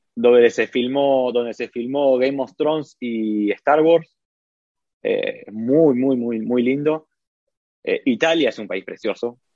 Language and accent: Spanish; Buenos Aires, Argentina; moved away as an adult; also born or lived in Lauria, Italy; now in Italy; En Argentina hablo de Capital Federal, que yo soy de Capital.